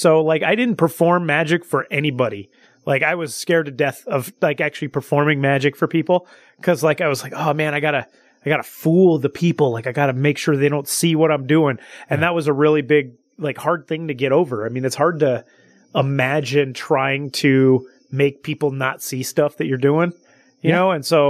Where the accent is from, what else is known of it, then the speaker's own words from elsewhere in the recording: Salinas, California, United States; I'm from Salinas, California, which is like the Monterey Bay Area.